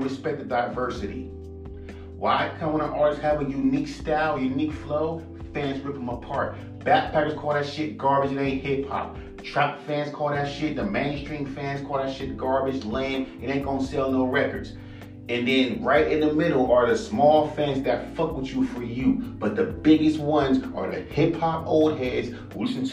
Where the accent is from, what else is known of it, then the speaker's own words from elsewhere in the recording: West Coast, United States; I'm from the fucking West Coast